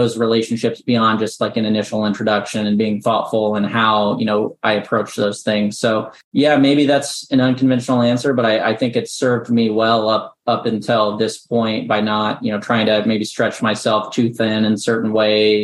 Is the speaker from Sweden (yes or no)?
no; Midwest, United States; moved away as an adult; also born or lived in Central Illinois; now in Nashville, United States; I'm born and raised in the Midwest